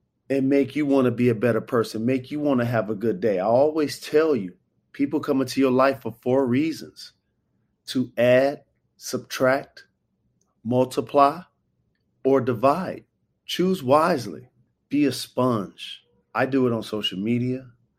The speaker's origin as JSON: {"language": "English", "town": "Detroit", "region": "Michigan", "country": "United States", "tie": "born or raised there", "said": "Coming up, we talk about growing up in an athletic family, putting on for my hometown, Detroit, and the importance of diversifying your skill set."}